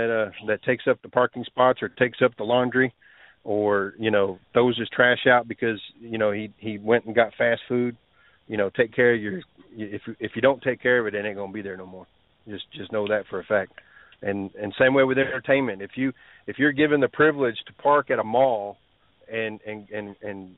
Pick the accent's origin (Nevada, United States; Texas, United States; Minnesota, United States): Texas, United States; I'm from Texas